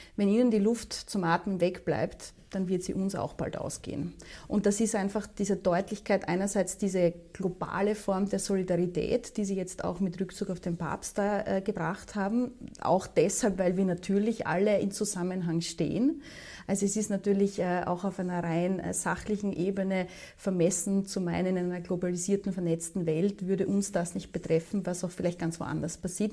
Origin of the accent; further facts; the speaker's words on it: Austria; Wir sind außerdem ein sehr, sehr kleines, noch dazu neutrales Land